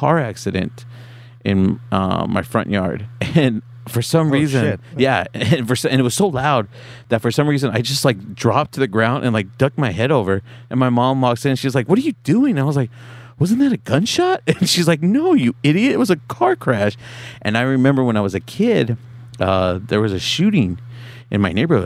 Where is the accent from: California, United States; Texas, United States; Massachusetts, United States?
California, United States; Orange; also born or lived in San Bernardino, California; I'm from Orange.